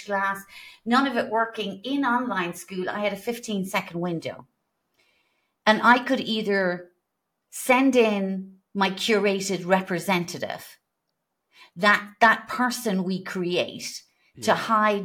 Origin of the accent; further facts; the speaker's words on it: Ireland; being Irish